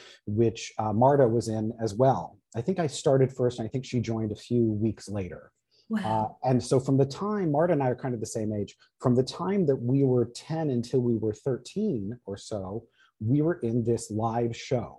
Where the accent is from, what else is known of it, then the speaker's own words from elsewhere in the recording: Los Angeles, California, United States; I grew up in the Valley in Woodland Hills, California